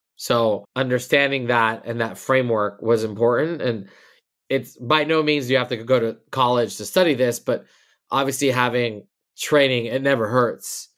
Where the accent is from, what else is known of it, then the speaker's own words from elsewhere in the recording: Los Angeles, California, United States; I grew up in L A. I'm born and raised here